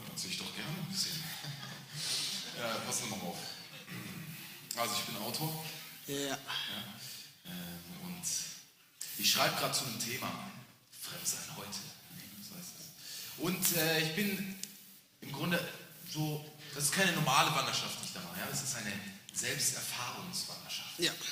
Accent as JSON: {"language": "German", "town": "Flensburg", "region": "Schleswig-Holstein", "country": "Germany", "said": "ich komme aus Flensburg, da bin ich gestartet, bin losgelaufen und bin jetzt hier."}